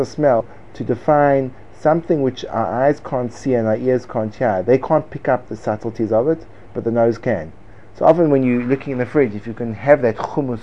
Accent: United States; I am an American and I say it like Americans say it.

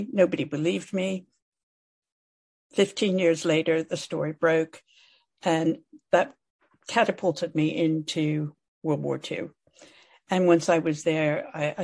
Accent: California, United States; accent: American; moved away as an adult; now in England; I was a very young girl at this point. I mean, very young, growing up in California

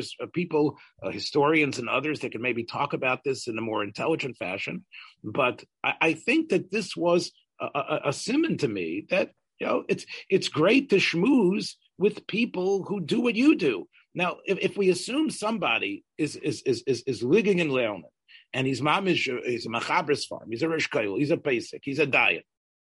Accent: the South, United States; I'm from the South

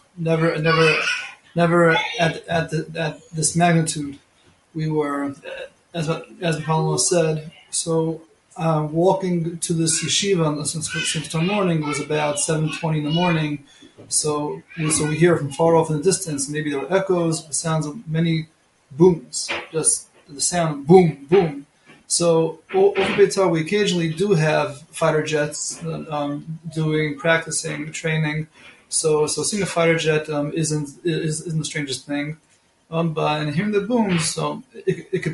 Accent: Monsey, New York, United States; moved away as an adult; also born or lived in Beit Shemesh, Israel; now in Israel; I'm originally from Muncie, New York.

